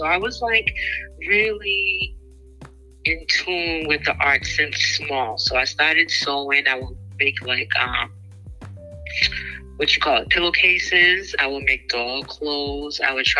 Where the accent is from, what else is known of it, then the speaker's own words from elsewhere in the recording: Boston, Massachusetts, United States; I'm from Boston, Massachusetts, born and raised. Trinidadian, my descent. My mom's from Trinidad.